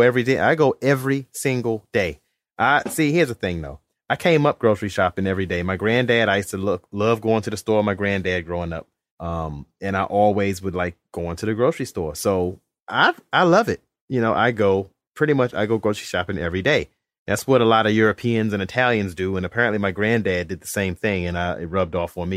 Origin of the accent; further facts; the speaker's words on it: Alexandria, Virginia, United States; now in Charlotte, United States; growing up in Alexandria, we ain't had no Walmart, and we still don't. The Walmart was in Fairfax. And now living in the South